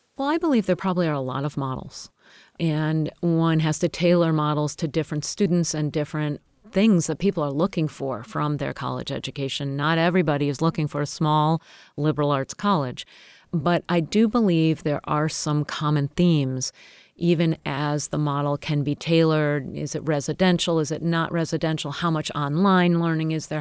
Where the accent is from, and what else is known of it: United States